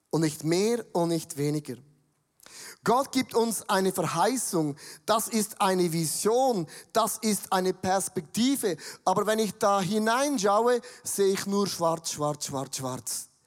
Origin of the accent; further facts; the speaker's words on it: Switzerland; Aber für mich als Schweizer habe ich gedacht